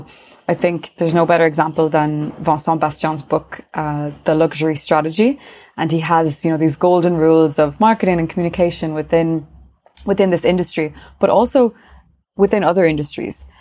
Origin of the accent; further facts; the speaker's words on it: Galway, Connacht, Ireland; also born or lived in Paris, France; now in Dublin, Ireland; I'm from Ireland. I'm from Galway originally.